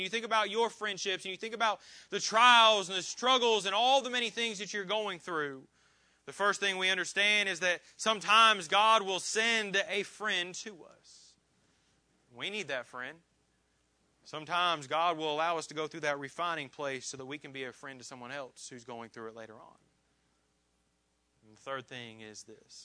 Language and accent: English; Indiana, United States; moved away; also born or lived in Georgia; I have a ton of friends that I grew up with in Indiana. I have friends I grew up with in Georgia.